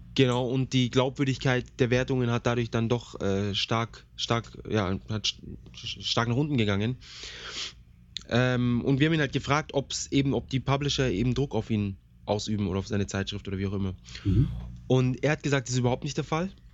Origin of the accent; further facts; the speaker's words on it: Germany; bei uns in Deutschland